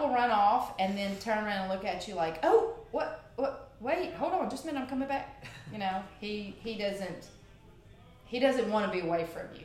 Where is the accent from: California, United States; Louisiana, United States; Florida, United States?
Louisiana, United States; Pine Prairie; I'm from from Pine Prairie, Pine where Prairie